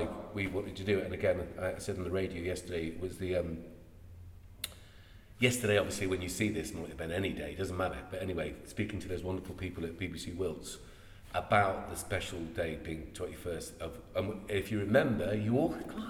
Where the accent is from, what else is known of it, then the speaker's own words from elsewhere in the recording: Ireland; now in Chippenham, United Kingdom; I'm Irish